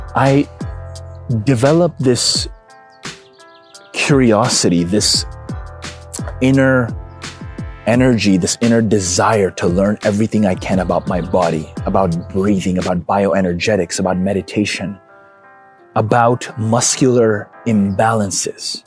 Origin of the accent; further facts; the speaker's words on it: Karachi, Sindh, Pakistan; now in Dallas, United States; I came to Dallas from Pakistan. I'm a Pakistani. I was born in Karachi, Pakistan